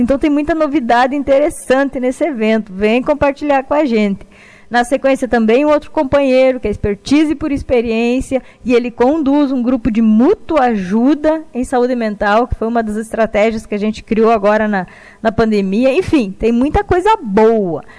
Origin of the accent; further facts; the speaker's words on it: Rio Grande do Sul, Brazil; also born or lived in Pelotas; eu sou do Rio Grande do Sul, estou atualmente em Pelotas